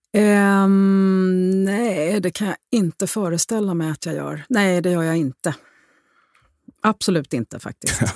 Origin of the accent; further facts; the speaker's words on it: Rome, Lazio, Italy; moved away as an adult; jag är uppvuxen i Rom delvis